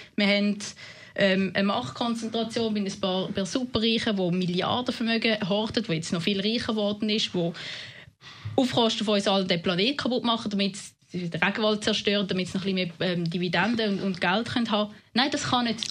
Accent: Winterthur, Zurich, Switzerland; accent: Zurich dialect; also born or lived in Basel-Landschaft; als Neunjährige auf Winterthur kommt, in, im Kanton Zürich, tun man relativ schnell den Dialekt anpassen

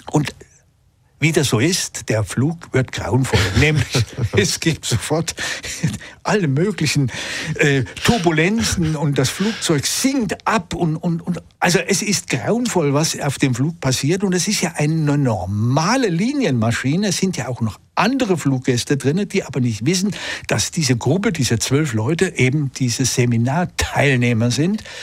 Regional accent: Switzerland; auch bei uns in der Schweiz

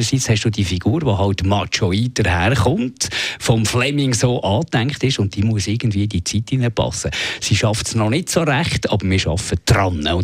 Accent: Switzerland

